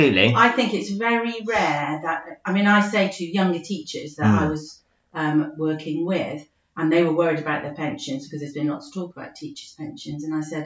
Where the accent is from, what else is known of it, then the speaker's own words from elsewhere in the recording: United Kingdom; We're very British and think if we own our own house, we've really achieved something, don't we?